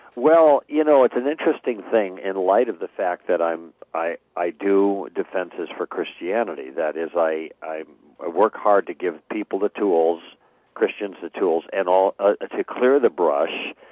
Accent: Chicago, Illinois, United States; moved away as an adult; also born or lived in Los Angeles; we grew up in Chicago

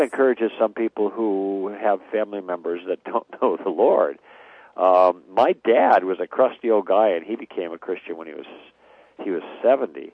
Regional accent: Chicago, Illinois, United States; moved away as an adult; also born or lived in Los Angeles; we grew up in Chicago

